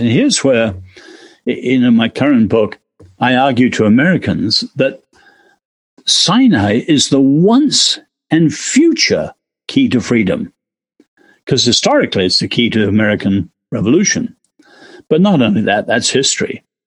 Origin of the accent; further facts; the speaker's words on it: England, United Kingdom; now in United States; as an Englishman living here